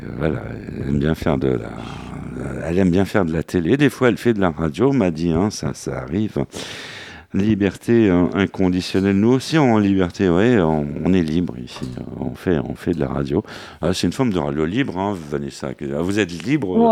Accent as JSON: {"language": "French", "town": "Saint-Sulpice-Laurière", "region": "Nouvelle-Aquitaine", "country": "France", "tie": "born or raised there", "moved": "yes", "said": "mon village natal, Saint-Sulpice-Laurière."}